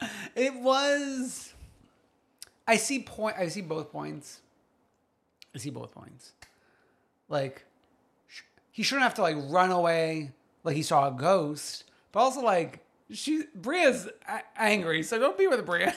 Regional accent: New York City, New York, United States; an expert from Staten Island

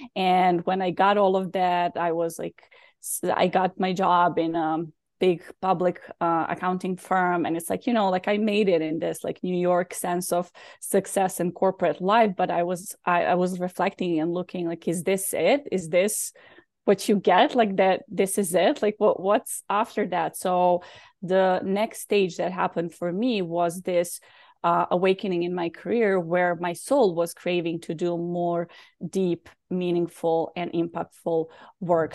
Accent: Belgrade, Serbia; moved away; also born or lived in Bosnia; I was born in Bosnia, so there was a war, and then we moved to Serbia

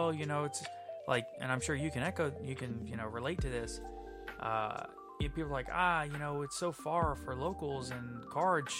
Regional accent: New Orleans, Louisiana, United States; I was born and raised in New Orleans

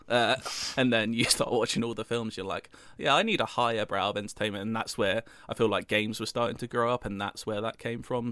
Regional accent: United Kingdom; I'm British

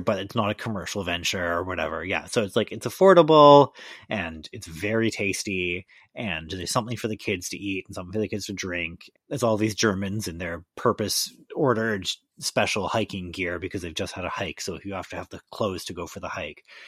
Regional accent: Victoria, British Columbia, Canada; moved away; in beautiful British Columbia in my hometown, Victoria

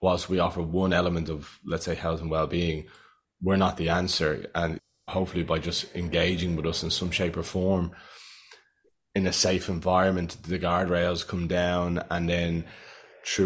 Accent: Ireland; I'm from Ireland.

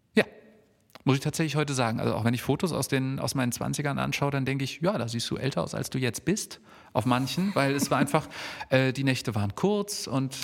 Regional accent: Hesse, Germany

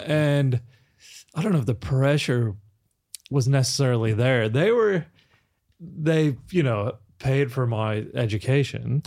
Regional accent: Kansas, United States; moved away as an adult; also born or lived in London; now in Australia; I grew up in Kansas

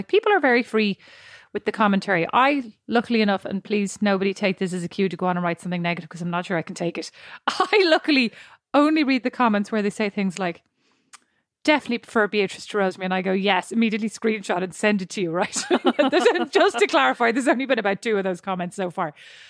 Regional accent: Ireland; moved away; where are you from? And I go, Ireland. And they go, I knew there was an accent there.

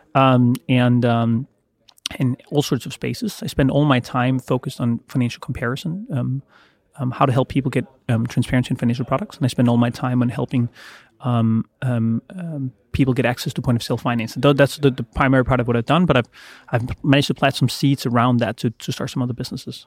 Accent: Denmark; was born in Denmark

